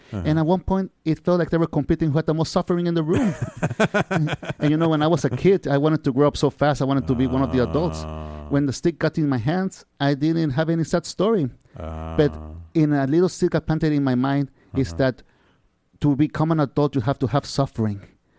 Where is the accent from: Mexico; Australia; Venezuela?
Mexico; Tijuana, Baja California; also born or lived in Mexico City; now in San Diego, United States; I was born in Mexico City. Oh, in Mexico City. And I was raised in Tijuana, Mexico.